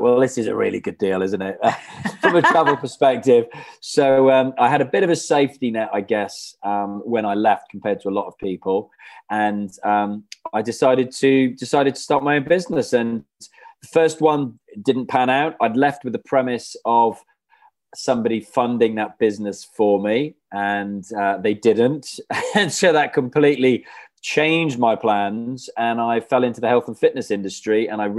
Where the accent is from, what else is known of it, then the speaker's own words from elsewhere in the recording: Wales, United Kingdom; moved away as an adult; I went to uni in Bath, so I moved from Wales to England.